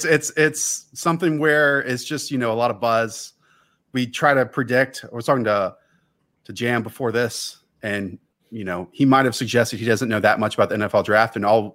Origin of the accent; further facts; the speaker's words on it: Charlotte, North Carolina, United States; I grew up in Charlotte, and – I was 7 years old in 1995 when the Panthers started